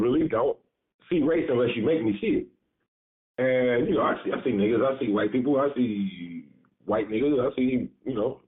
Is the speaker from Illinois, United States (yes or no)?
yes; Chicago, Illinois, United States; also born or lived in Woodlawn, Chicago; I grew up in Englewood